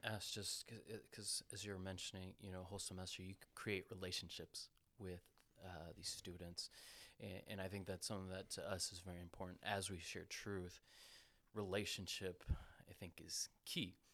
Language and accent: English; Costa Rica; moved away; I'm from Costa Rica. I'm blessed to have been born in that country.